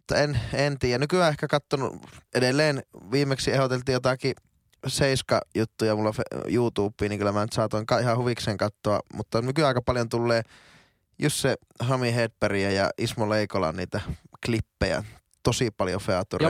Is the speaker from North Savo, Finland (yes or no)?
no; Oulu, North Ostrobothnia, Finland; moved away as an adult; now in Helsinki, Finland; mä oon teille aina oululainen kaveri